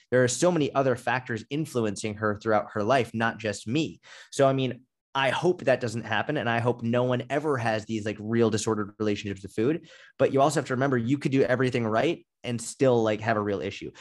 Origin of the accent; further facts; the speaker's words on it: outside Boston, Massachusetts, United States; I grew up outside Boston